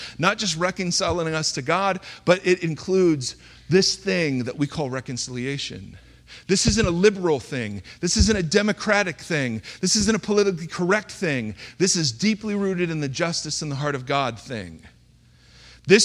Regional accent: Ohio, United States; moved away; grew up in the great state of Ohio.

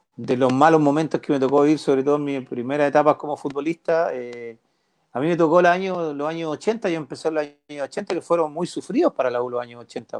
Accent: Peñaflor / Mallarauco, Santiago Metropolitan Region, Chile; also born or lived in Melipilla / Recoleta, Santiago; yo nací en Peñaflor

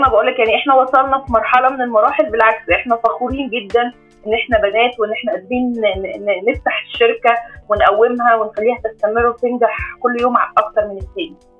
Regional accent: Egypt; احنا حتى عندنا كمصريين

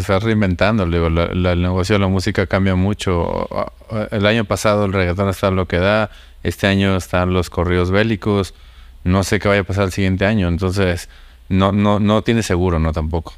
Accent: Monterrey, Nuevo León, Mexico; yo soy de Monterrey

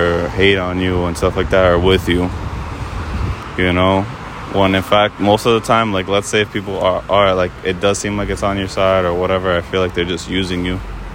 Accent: United States; growing up in America

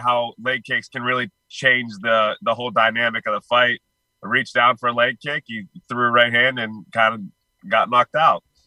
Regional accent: Pittsburgh, Pennsylvania, United States; I'm originally from Pittsburgh

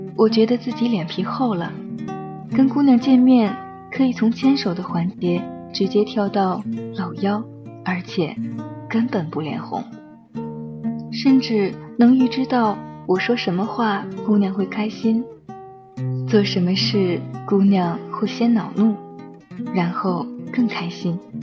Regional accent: northern China, China; 我成长在一个北方的城市，这里没有栀子花

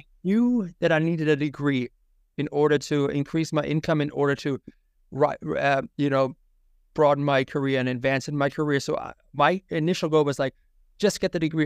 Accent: Germany; English is a second language; moved away as an adult; also born or lived in Tampa, Florida; now in United States; I was born and raised in Germany

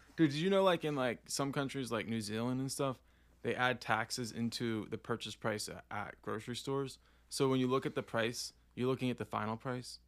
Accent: Oklahoma, United States; also born or lived in Puerto Rico; we're from Oklahoma

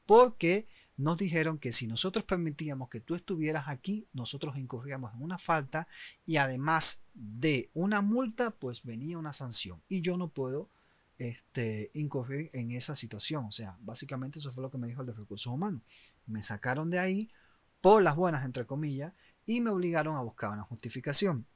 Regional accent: Oriente, Eastern Cuba, Cuba; moved away; also born or lived in Havana; los que somos de Oriente, pues nos movemos para La Habana muchas veces en busca obviamente de mejores oportunidades

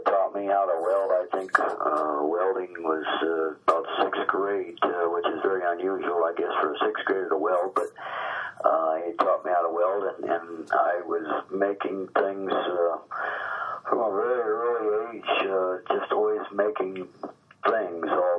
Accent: Oak Harbor, Ohio, United States; We grew up at Oak Harbor High School, up on Lake Erie there.

